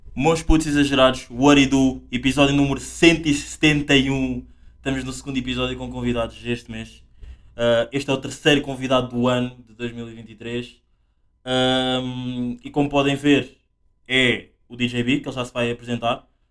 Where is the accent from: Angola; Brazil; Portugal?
Angola; moved away; eu encontro o meu lado africano angolano, porque eu nasci em África, Angola